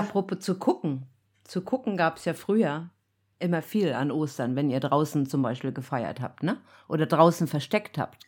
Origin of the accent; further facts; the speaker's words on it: East Germany, Germany; ich bin ja im Osten aufgewachsen